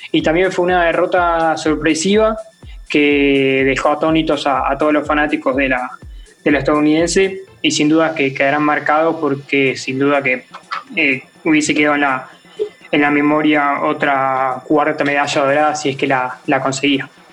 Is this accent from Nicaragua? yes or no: no; Argentina; me tocó vivir como, argentino